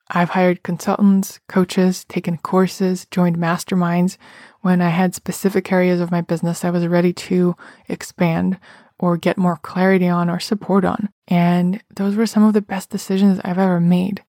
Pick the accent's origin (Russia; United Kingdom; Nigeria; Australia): Russia; moved away as an adult; now in New York City, United States; I remember growing up in Russia